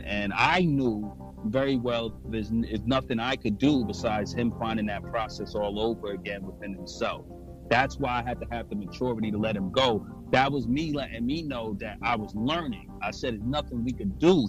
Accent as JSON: {"language": "English", "town": "New York City", "region": "New York", "country": "United States", "said": "I'm from New York and Brooklyn"}